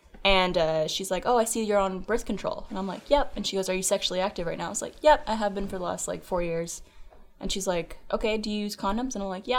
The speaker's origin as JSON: {"language": "English", "country": "Canada", "moved": "yes"}